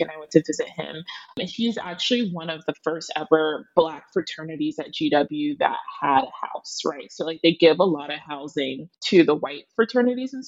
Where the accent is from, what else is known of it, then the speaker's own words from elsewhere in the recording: Pickerington, Ohio, United States; moved away as an adult; also born or lived in Newark, New Jersey; now in New York City, United States; just got moved away to Pickerington, Ohio